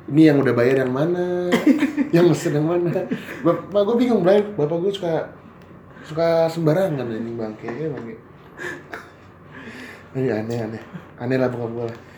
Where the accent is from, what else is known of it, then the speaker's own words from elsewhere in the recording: Java, Indonesia; gue orang Jawa ya?